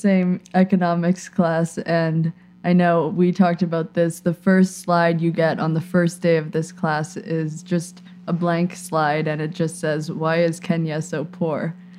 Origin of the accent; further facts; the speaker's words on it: India; now in Canada; I grew up in India